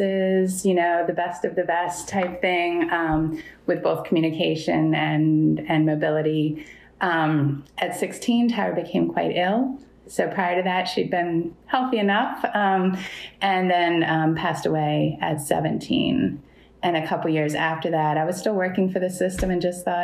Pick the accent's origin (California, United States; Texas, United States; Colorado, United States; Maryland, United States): Maryland, United States; moved away as an adult; also born or lived in upstate New York; now in Thailand; So I grew up in Maryland, born in upstate New York, but goodness, lived in Maryland from 2 on